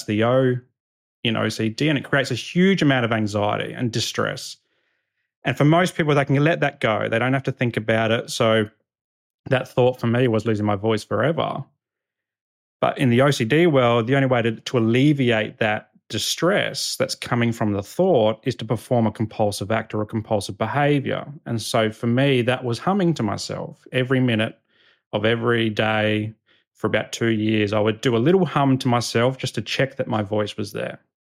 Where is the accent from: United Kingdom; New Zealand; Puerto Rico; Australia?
Australia; Adelaide, South Australia; this is kind of like the persona that I took on as a young boy growing up in Northern Adelaide.